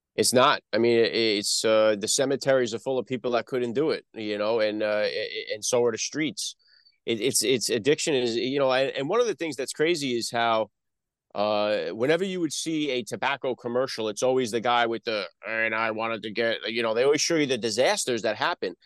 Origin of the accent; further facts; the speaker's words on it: New Jersey, United States; accent: Northeast; also born or lived in Bronx, New York; I'm born in the Bronx, New York. I grew up, uh, in, uh, North Jersey.